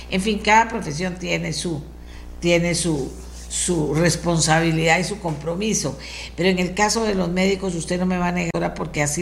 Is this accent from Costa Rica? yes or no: yes; Costa Rica